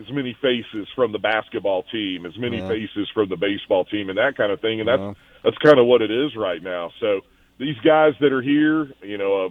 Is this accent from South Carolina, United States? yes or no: yes; Spartanburg, South Carolina, United States; moved away; I grew up in Spartanburg, South Carolina